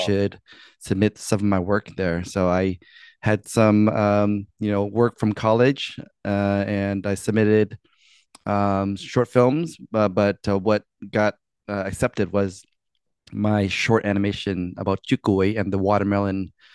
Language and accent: English; D.C., Maryland, East Coast, United States; I'm from the East Coast, like the D.C., Maryland, Virginia area.